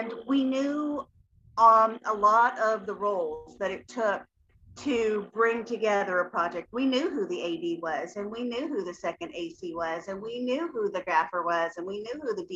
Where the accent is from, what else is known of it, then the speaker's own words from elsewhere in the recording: Appalachia, United States; I grew up in Appalachia, a very poverty stricken area.